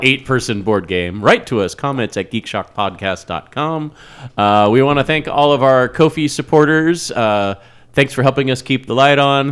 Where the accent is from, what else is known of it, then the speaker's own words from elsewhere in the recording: Wichita, Kansas, United States; where I grew up in Wichita